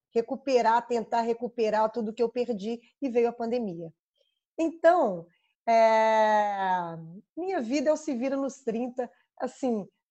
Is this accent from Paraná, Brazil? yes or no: no; Belo Horizonte, Minas Gerais, Brazil; accent: mineiro; sou mineira, nascida e criada em Belo Horizonte. Dá para ver pelo sotaque, eu imagino